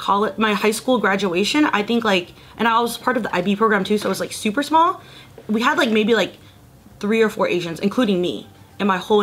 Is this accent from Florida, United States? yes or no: yes; Middleburg, Florida, United States; moved away as an adult; now in Los Angeles, United States; I grew up in Florida